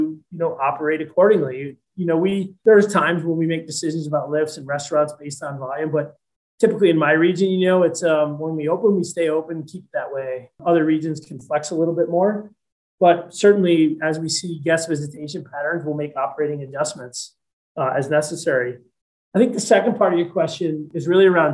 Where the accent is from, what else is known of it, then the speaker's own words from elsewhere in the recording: Naples, New York, United States; moved away as an adult; I grew up in a little town in Western New York State called Naples, New York, which is about 10 miles